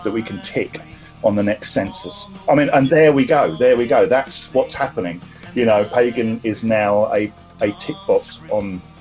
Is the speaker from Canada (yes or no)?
no; Cornwall, South West England, United Kingdom; I was born in Cornwall